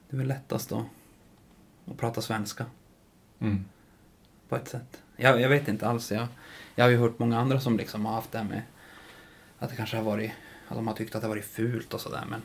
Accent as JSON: {"language": "Swedish", "region": "Norrbotten County", "country": "Sweden", "said": "varför jag är tornedaling"}